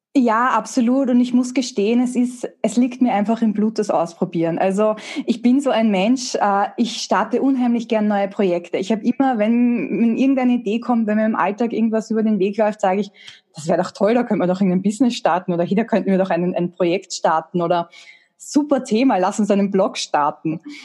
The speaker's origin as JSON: {"language": "German", "country": "Austria", "said": "eine technische Ausbildung in der HTL. Das gibt's bei uns in Österreich."}